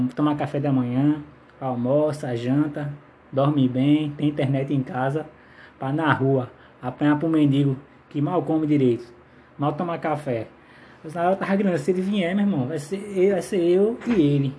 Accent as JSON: {"language": "Portuguese", "town": "Maranguape", "region": "Ceará", "country": "Brazil", "said": "Eu sou de Maranguape"}